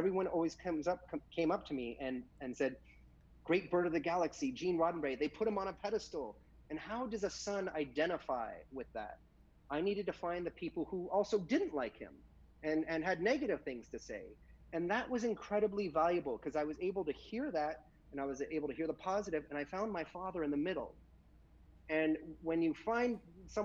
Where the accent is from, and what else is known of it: United States